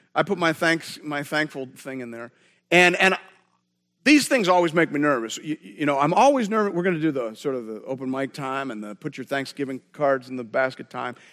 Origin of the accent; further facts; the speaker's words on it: Canada; we're Canadian.